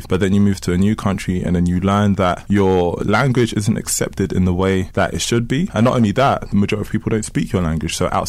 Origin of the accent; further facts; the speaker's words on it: Kinshasa, DR Congo; now in United Kingdom; I am from Kinshasa, Congo. I was born in Congo. I came to the UK with my family as refugees. I am of African descent. I'm African.